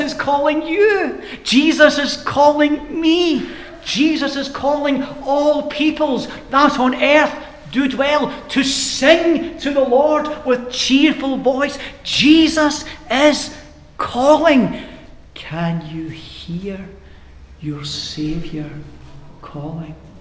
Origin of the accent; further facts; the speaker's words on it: Glasgow, Scotland, United Kingdom; I grew up in Glasgow, and the housing scheme I grew up in were tenement blocks, we called them in Glasgow